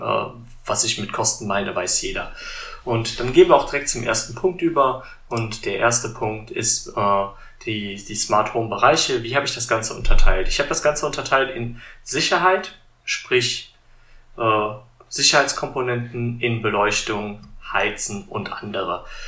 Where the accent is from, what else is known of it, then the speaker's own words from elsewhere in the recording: Germany; bei uns in Deutschland